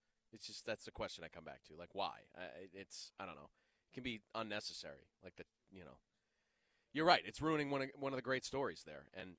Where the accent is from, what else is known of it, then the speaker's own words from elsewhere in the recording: Plymouth, Massachusetts, United States; I'm from Plymouth, Massachusetts, which is America's hometown, which is where Thanksgiving was obviously started.